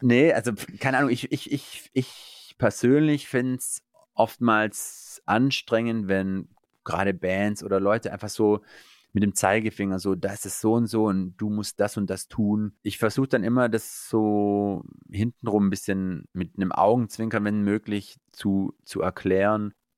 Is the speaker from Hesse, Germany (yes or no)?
no; Eislingen, Baden-Württemberg, Germany; Ich genieße es hier in meiner Heimat, da habe ich meine Freunde, meine Familie und äh, meine Wurzeln